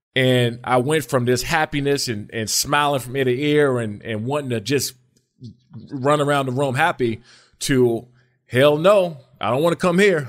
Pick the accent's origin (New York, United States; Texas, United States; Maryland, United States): Maryland, United States; I grew up in, in Maryland